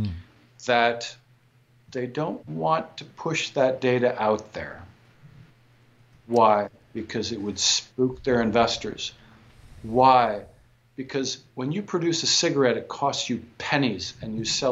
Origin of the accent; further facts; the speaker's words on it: Michigan, United States; I grew up in Michigan.